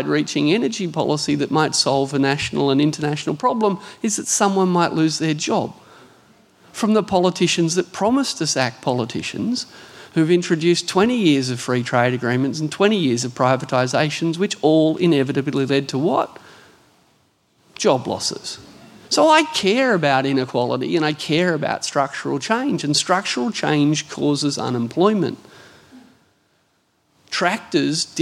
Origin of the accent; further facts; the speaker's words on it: Hunter Valley, New South Wales, Australia; I grew up in the Hunter Valley